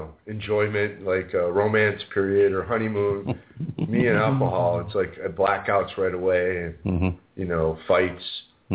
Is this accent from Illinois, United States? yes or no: yes; Chicago, Illinois, United States; also born or lived in California; I was born on the South Side, and, you know, I have a family base there.